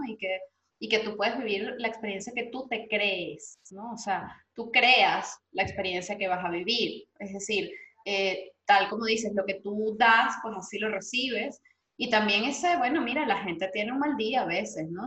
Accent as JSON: {"language": "Spanish", "country": "Venezuela", "moved": "yes", "lives_now": "Madrid, Spain", "said": "creamos en nosotros como venezolanos"}